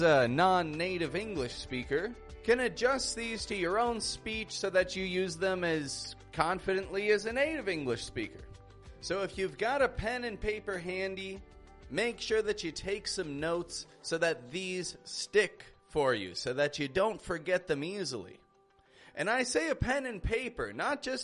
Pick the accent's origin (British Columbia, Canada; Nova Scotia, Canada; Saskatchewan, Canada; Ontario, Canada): Ontario, Canada; Toronto; now in Mexico; I'm from Toronto, Canada, and I live in Mexico at the moment